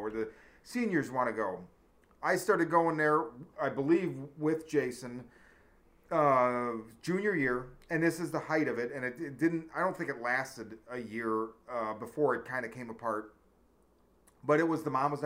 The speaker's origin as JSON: {"language": "English", "area": "South Side suburbs, Chicago", "region": "Illinois", "country": "United States", "tie": "born or raised there", "said": "where we grew up in on the South Side in the suburbs, Hickory Hills, Palos Hills, Stagg High School"}